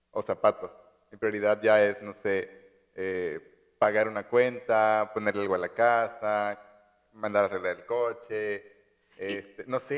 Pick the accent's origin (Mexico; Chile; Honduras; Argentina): Mexico; Chiapas; accent: Chiapaneco; now in Monterrey, Mexico; Porque cuando estoy en Chiapas reconozco completamente que mi acento es 100% chiapaneco y no puedo hablar de otra forma que no sea con ese acento.